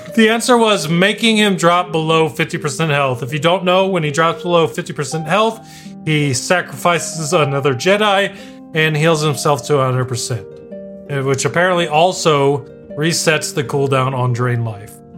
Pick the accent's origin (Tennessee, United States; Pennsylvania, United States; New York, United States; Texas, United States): Texas, United States; El Paso; now in Arizona, United States; I was born in El Paso, Texas, which is basically Mexico